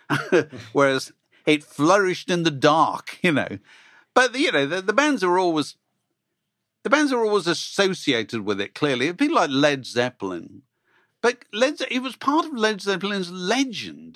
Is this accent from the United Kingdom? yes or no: yes; England, United Kingdom; people like me growing up, because you suddenly thought being English, British, was a kind of cool thing to be